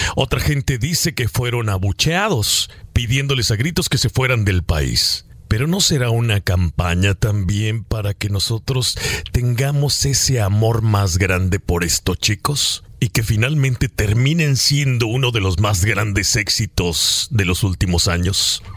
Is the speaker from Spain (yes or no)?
no; Mexico; los mexicanos somos aquellos que tienden la mano